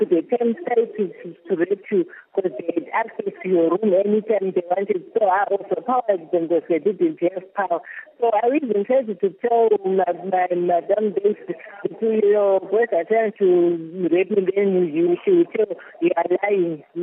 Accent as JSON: {"language": "English", "country": "Zimbabwe", "moved": "as an adult", "lives_now": "Kuwait", "said": "I came from Zimbabwe to Kuwait."}